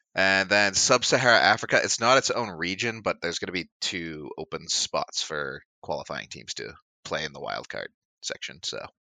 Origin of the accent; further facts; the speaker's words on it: Canada; Canadian blood